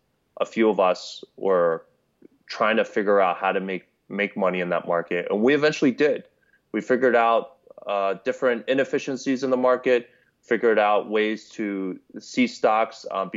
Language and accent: English; New York City, New York, United States; I would say definitely a New Yorker at heart. I was raised in Queens, New York. Grew up in the hood out there.